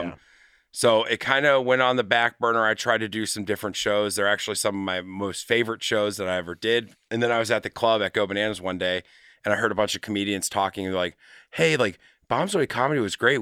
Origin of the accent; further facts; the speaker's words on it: Madeira, Ohio, United States; also born or lived in California / Utah / St. Louis, Missouri; grew up in Madeira